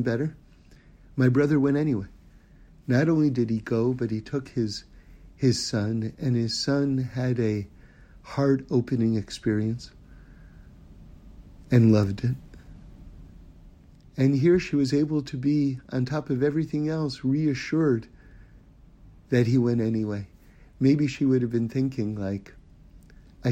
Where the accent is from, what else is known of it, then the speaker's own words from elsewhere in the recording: New York City, New York, United States; moved away; I grew up in New York City on 79th Street and Broadway